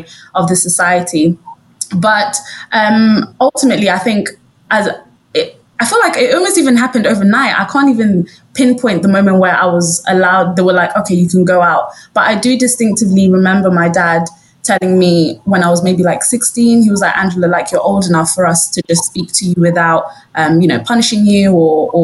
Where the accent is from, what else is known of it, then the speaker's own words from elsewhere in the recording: London, United Kingdom; also born or lived in Harrow; I went to school in Harrow, but I grew up in Brent. That was where our family home was.